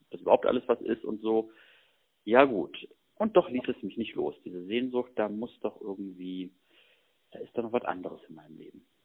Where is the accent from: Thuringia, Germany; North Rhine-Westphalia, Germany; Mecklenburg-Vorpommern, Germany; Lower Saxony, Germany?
Lower Saxony, Germany; Hanover; born there; ich komme gebürtig aus Hannover und da gab es eben auch so eine Stadtgruppe von der KSJ.